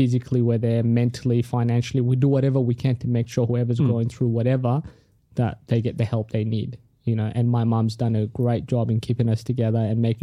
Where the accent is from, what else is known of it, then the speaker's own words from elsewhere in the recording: Australia; first language Tigrinya; English is a second language; also born or lived in Sudan; I grew up in Australia